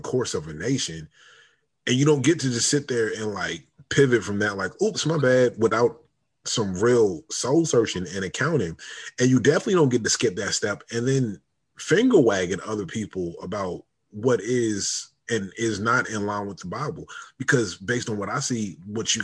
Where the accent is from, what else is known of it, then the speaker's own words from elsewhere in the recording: United States; me growing up in the United States of America